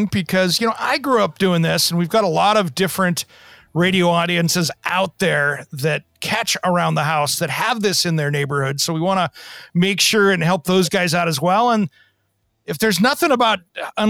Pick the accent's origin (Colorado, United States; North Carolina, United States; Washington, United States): Washington, United States; Tri-Cities; I grew up in the Tri-Cities in Kennewick, Pasco, Richland, Washington